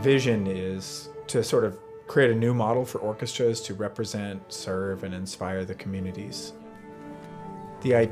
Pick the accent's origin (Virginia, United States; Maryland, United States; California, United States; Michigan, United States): Virginia, United States; moved away as an adult; also born or lived in North Carolina; I grew up on a cattle farm in Virginia